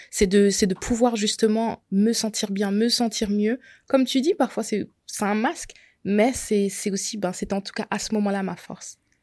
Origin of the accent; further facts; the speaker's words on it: Alsace, Grand Est, France; je suis alsacienne, donc j'ai tout fait en Alsace